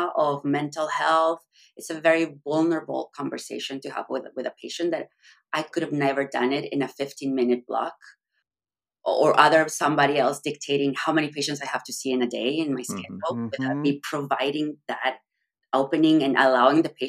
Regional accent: Mexico; moved away as an adult; So I'm from Mexico. I'm originally from Mexico. I did medical school in Mexico.

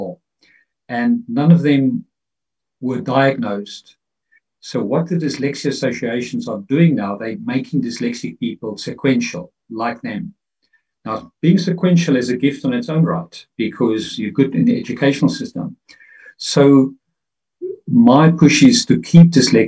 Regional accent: Pretoria, Gauteng, South Africa; I grew up in South Africa in the 60s, 70s

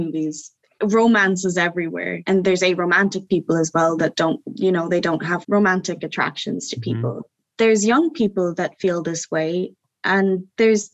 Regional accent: County Cork, Munster, Ireland; I grew up in County Cork

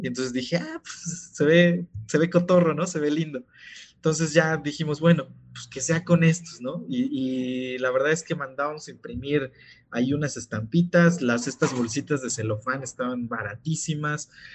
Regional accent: Oaxaca, Mexico; yo soy de Oaxaca

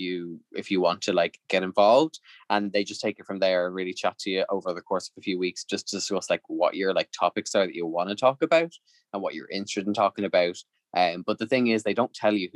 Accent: Ireland; Irish people are just so polite.

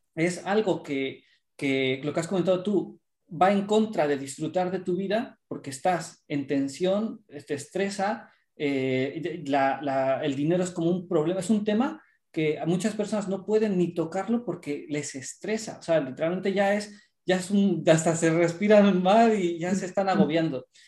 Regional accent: Mexico; born or raised there; now in Spain

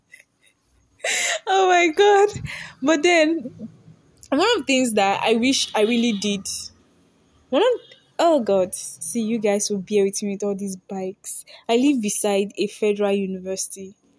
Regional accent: Nigeria; I'm a Nigerian girl

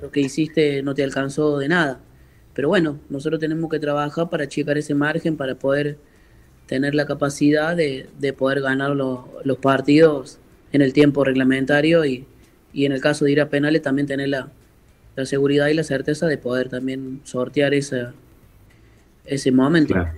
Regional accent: Córdoba, Argentina; moved away as an adult; now in Santa Fe, Argentina; soy cordobés, pero vivo en Santa Fe hace cuatro años, hace dos años

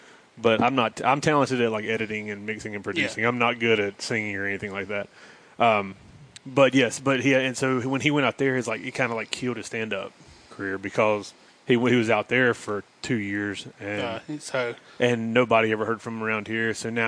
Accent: North Carolina, United States; accent: North Carolina; You can tell I got a North Carolina accent or that little Southern accent, but it's not like, hey y'all.

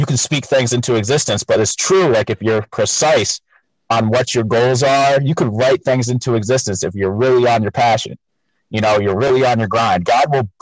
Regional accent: New London County, Connecticut, United States; I'm from New London County, Connecticut. So I'm an East Coast New England guy

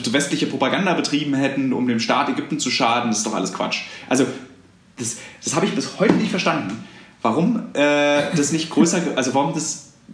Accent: East Germany, Germany; also als Ossi geht man ja relativ sparsam mit dem Begriff der Freundschaft um

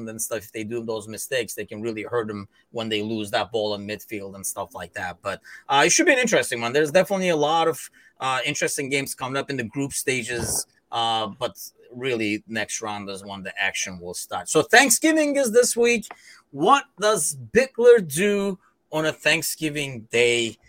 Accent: Istanbul, Turkey; moved away as an adult; also born or lived in London; now in Chicago, United States; I am actually originally from Istanbul, Turkey

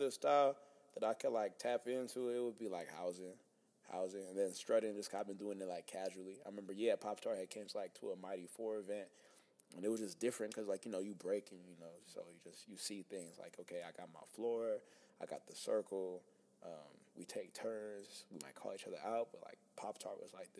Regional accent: Oakland, California, United States; growing up in the Bay Area

